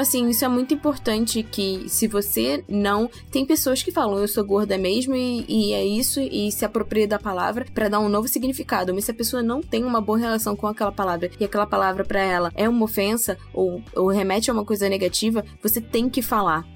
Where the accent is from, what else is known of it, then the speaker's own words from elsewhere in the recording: Brazil; nós brasileiros brasileiros